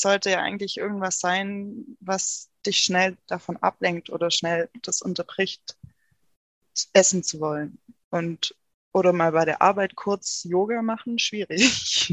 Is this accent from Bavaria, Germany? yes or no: no; Rottweil, Baden-Württemberg, Germany; also born or lived in Konstanz; komme aus der Nähe vom Bodensee